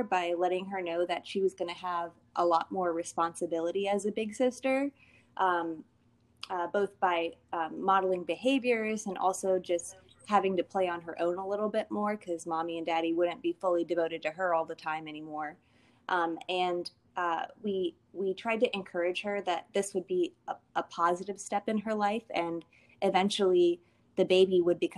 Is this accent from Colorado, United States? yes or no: no; Washington, District of Columbia, United States; moved away as an adult; also born or lived in Virginia; now in Washington, United States; I grew up in the D.C. area